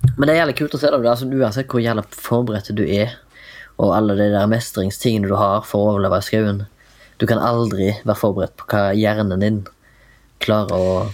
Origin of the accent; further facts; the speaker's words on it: Haugesund, Rogaland, Norway; now in Oslo, Norway; kommer fra Haugesund, bor i Oslo